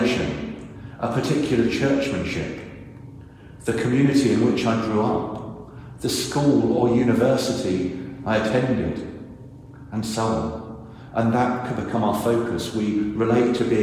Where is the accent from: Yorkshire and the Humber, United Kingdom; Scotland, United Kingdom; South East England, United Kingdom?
South East England, United Kingdom; Reading; moved away as an adult; also born or lived in Guernsey / Cornwall / Surrey; now in Bargoed, United Kingdom; Reading in Berkshire